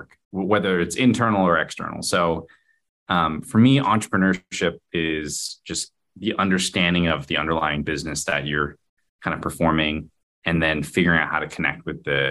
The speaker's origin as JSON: {"language": "English", "town": "Garden Grove", "region": "California", "country": "United States", "tie": "born or raised there", "said": "I grew up in a little city called Garden Grove"}